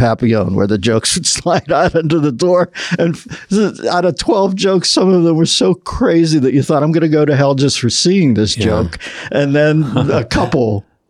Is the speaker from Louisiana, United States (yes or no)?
no; Pittsburgh, Pennsylvania, United States; moved away as an adult; now in Los Angeles, United States; I first moved to L.A. from Pittsburgh